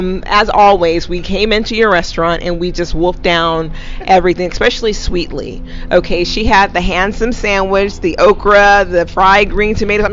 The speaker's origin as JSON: {"language": "English", "region": "California", "country": "United States", "said": "I'm from California."}